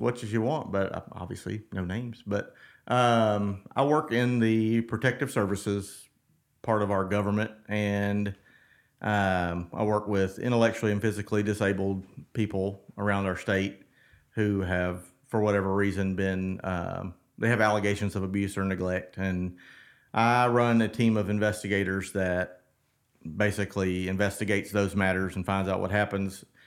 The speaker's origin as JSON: {"language": "English", "region": "South Mississippi", "country": "United States", "tie": "born or raised there", "said": "I'm a Mississippi boy. I was born in South Mississippi"}